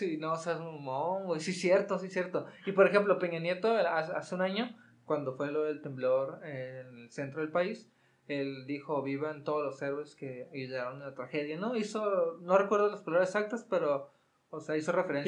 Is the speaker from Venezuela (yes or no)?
no; Mexico; como hermanos mexicanos